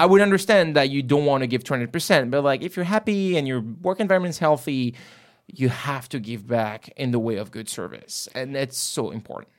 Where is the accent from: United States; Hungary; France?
France; not in my home country anymore.